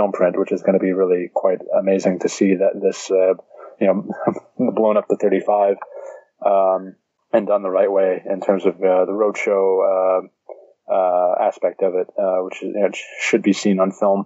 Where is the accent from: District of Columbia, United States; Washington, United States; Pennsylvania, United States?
Pennsylvania, United States; Pittsburgh; Pittsburgh, which is my hometown. I was born and raised there.